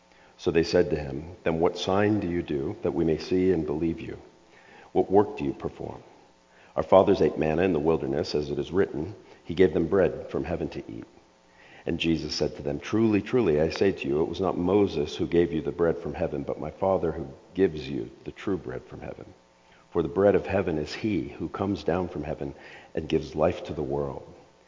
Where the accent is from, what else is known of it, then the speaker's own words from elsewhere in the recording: Scotland, United Kingdom; On one hand, I'm Scottish, which people go, yeah, okay, that I could see that. On the other half, I'm Serbian. I grew up with an ethnic Serbian family.